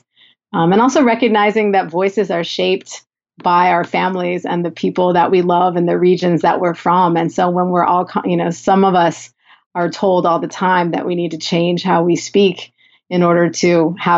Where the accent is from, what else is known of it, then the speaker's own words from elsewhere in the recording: Southern California, United States; accent: Valley girl; I'm from Southern California, and I had a professor in a mock job interview tell me I sounded like a Valley girl